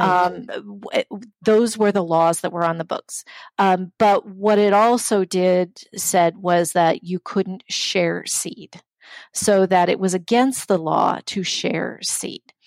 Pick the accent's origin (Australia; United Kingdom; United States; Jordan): United States; Omaha, Nebraska; also born or lived in Riverside, California; now in St. Paul, United States; from the age of 10 years on, I grew up in Nebraska um, in the community of Omaha